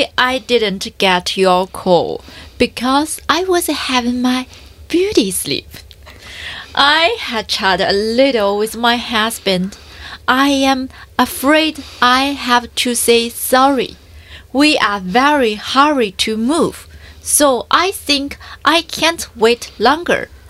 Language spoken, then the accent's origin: Chinese; China; moved away as an adult; now in Australia; Hello，大家好， … 我是从一年前从中国来到澳大利亚，我是拖家带口来的。